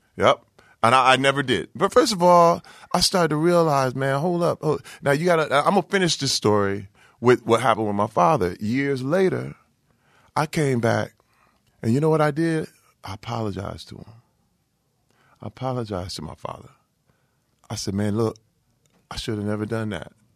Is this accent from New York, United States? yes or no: no; Flint, Michigan, United States; growing up in Flint, Michigan uh, where I came up